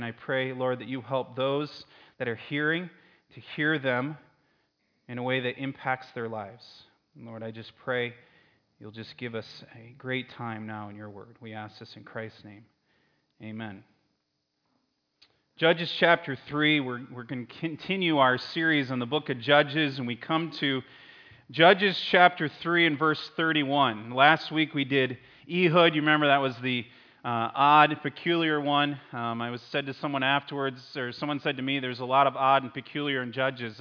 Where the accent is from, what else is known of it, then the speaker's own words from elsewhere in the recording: Connecticut, United States; I grew up in Connecticut